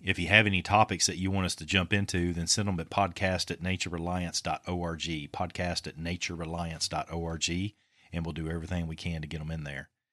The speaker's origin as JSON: {"language": "English", "town": "Winchester", "region": "Kentucky", "country": "United States", "tie": "born or raised there"}